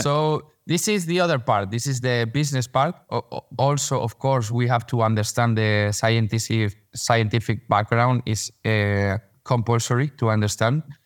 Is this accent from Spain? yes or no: yes; Madrid, Community of Madrid, Spain; English is a second language; I was born here in Madrid. I came from Madrid. We met in, in, in New York, but, uh, I'm from Madrid.